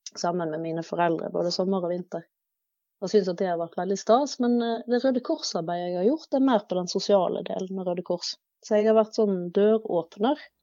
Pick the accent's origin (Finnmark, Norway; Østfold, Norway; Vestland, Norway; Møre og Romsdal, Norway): Vestland, Norway; Bergen; jeg er jo eh, oppvokst i Bergen kommune, innenfor det som kalles Bergens randsoneområde.